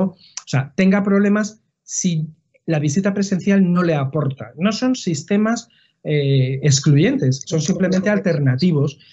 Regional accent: Madrid, Community of Madrid, Spain; soy de Madrid

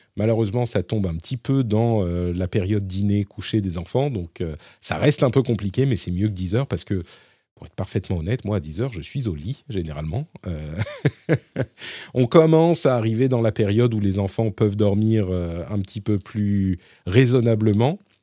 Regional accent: Paris, Île-de-France, France; je suis parisien

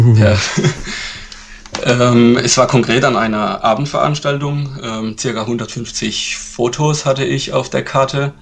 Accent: Sinsheim, Baden-Württemberg, Germany; ich komme aus Sinsheim. Das liegt im Badischen

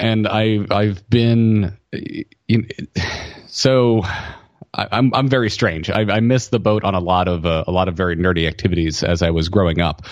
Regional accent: the South, United States; I grew up in the South

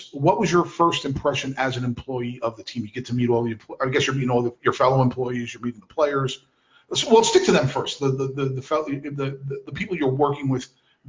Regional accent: New Jersey, United States; now in Louisville, United States; That's pretty amazing for me growing up in New Jersey. And I grew up like maybe just literally a couple miles from New York City.

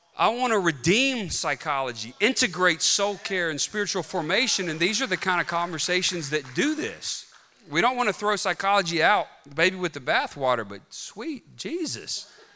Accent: Bogue Chitto, Mississippi, United States; I'm from Bogachuda, Mississippi

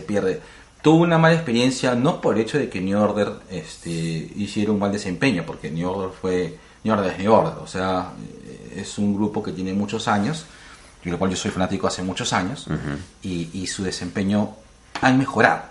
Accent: Lima, Peru

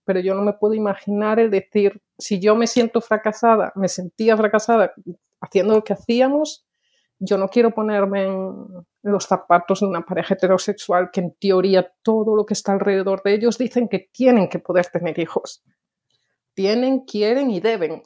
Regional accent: Lugo, Galicia, Spain; moved away as an adult; also born or lived in Valladolid / Mallorca; now in Sweden; vengo de Lugo, bueno, de Valladolid, pero me crié en Lugo

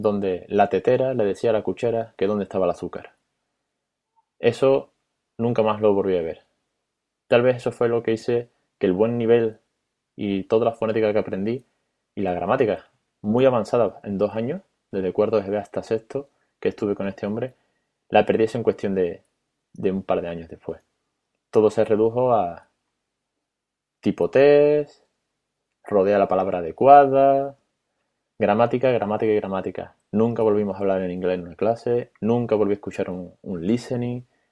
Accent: Spain; no soy bilingüe y tal vez mi inglés es medio, como el de todos los españoles

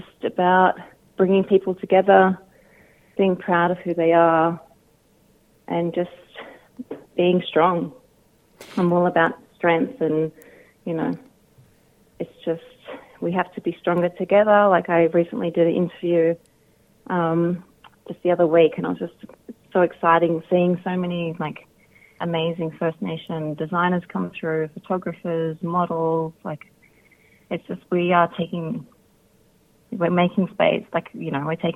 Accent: Sydney, New South Wales, Australia; moved away; I'm originally from Sydney, so I do miss Sydney mob

